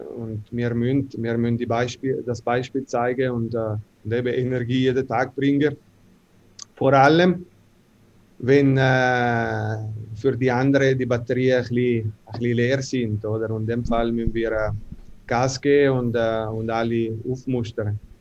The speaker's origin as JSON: {"language": "German", "town": "Ambrì", "region": "Ticino", "country": "Switzerland", "also_born_or_lived": "North America", "second_language": "German", "moved": "as an adult", "said": "bei uns in Ambri"}